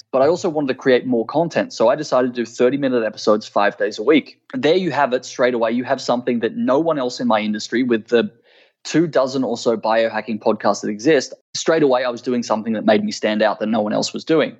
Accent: Australia; my home country of Australia

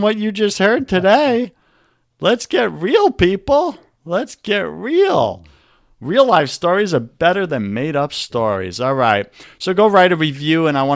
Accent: New York, United States; accent: New York; my New York accent

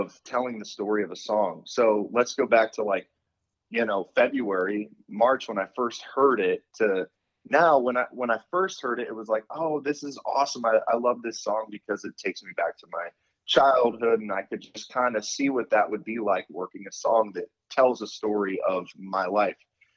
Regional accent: Akron, Ohio, United States; born or raised there; moved away

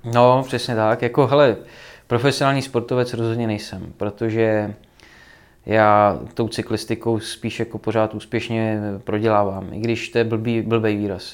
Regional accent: Czechia; jsem z Krkonoší, jak já vyrůstal na horách

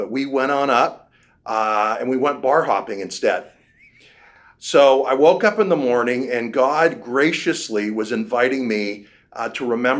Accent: Vancouver, British Columbia, Canada; now in Cincinnati, United States; So I grew up in Vancouver, British Columbia. I was a public school kid.

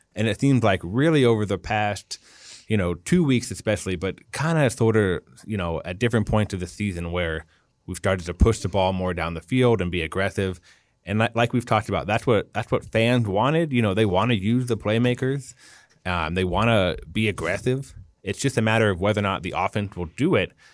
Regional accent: Southern California, United States; now in Minnesota, United States; I'm from Southern California

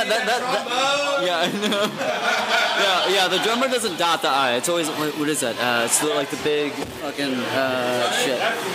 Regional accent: Ohio, United States; moved away; I grew up in Ohio

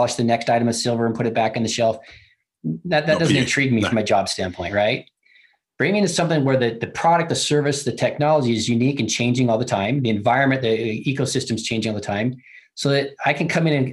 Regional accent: Utah, United States; I've always loved Utah. I grew up here

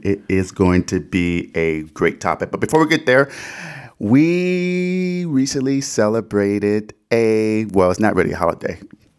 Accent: Detroit, Michigan, United States; I am from Detroit, Michigan

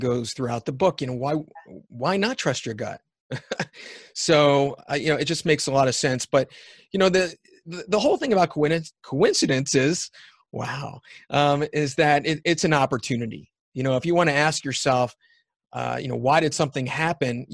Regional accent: United States; also born or lived in Canada; being an American

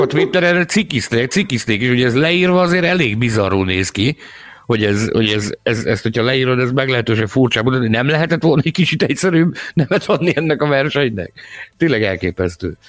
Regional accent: Hungary; magyarok vagyunk

